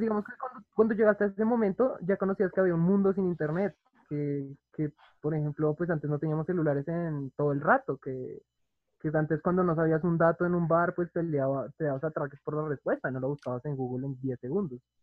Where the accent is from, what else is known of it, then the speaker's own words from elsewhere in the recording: Bogotá, Colombia; yo nací en el 98, Bogotá, Colombia